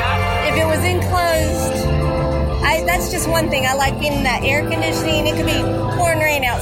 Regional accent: Florida, United States; Yeah, we're from Florida.

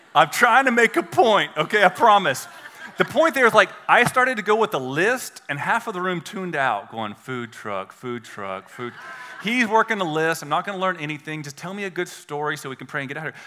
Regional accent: United States; accent: redneck

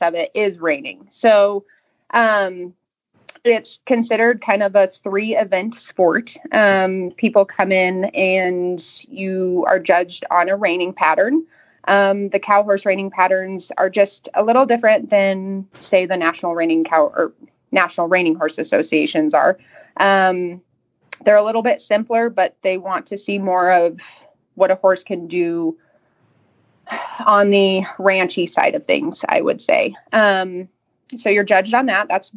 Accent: Colorado, United States; I grew up in Colorado. I'm a Colorado native.

